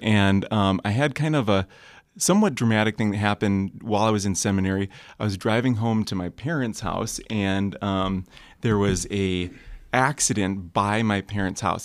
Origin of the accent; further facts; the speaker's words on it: Kalamazoo, Michigan, United States; I'm from Kalamazoo, Michigan